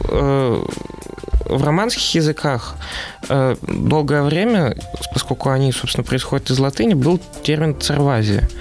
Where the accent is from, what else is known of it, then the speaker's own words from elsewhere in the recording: Siberia, Russia; Я из Сибири.